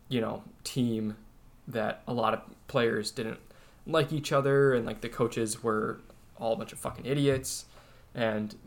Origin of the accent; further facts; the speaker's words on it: Wisconsin, United States; we're from Wisconsin